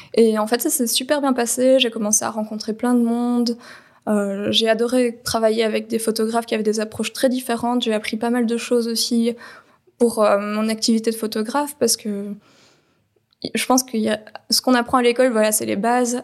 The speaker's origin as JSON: {"language": "French", "country": "Belgium", "tie": "born or raised there", "said": "Je suis née en Belgique, j'ai 32 ans"}